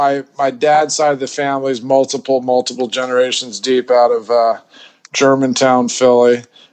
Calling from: Bangkok, Thailand; I'm calling from Bangkok in Thailand, Southeast Asia.

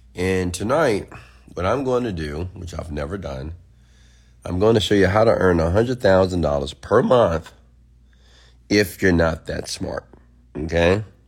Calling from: Houston, Texas, United States; I'm calling from Houston, Texas.

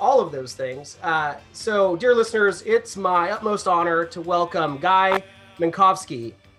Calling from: California, United States; I'm phoning in from California, kind of more progressive politically.

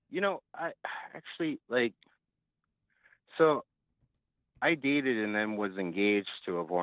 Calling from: Florida, United States; Hi. I'm from Florida.

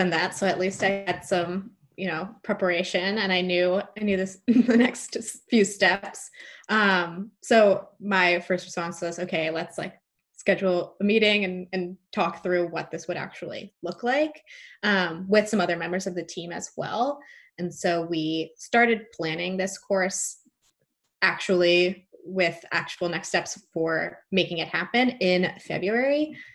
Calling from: Rhode Island, United States; also born or lived in New York City; I'm calling in from Rhode Island. I'm just here temporarily quarantining, but enjoying some more outdoor space than I had in New York City.

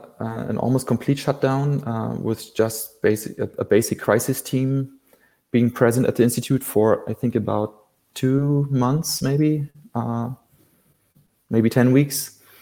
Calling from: Berlin, Germany; I'm calling from Berlin, Schöneberg, which is one of the inner districts in Berlin.

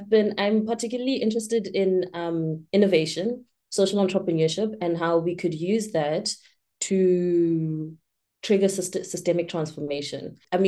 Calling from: Cape Town, Western Cape, South Africa; I'm joining you from Cape Town, South Africa.

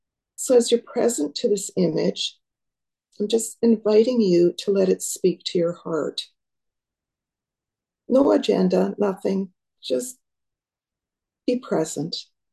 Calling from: Nicola Lake, British Columbia, Canada; I'm joining from Nicola Lake, which is about a 2.5 hour drive north east of Abbotsford through the mountains and into more of desert country of the interior of BC.

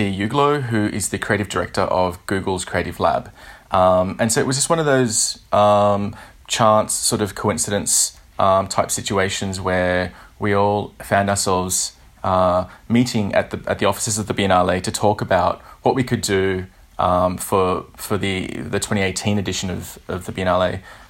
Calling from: Sydney, New South Wales, Australia; So I'm calling from Sydney, Australia.

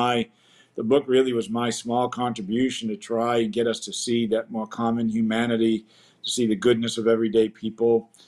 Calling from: Chicago, Illinois, United States; I'm coming in from Chicago.

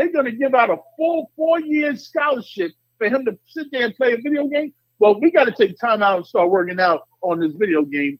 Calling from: New York, United States; I'm calling from Boogie Down, Y.O.

